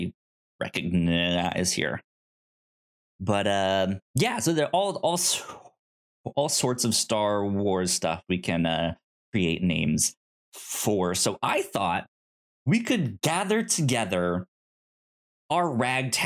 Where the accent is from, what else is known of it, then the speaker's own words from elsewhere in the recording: the South, United States; I'm from the South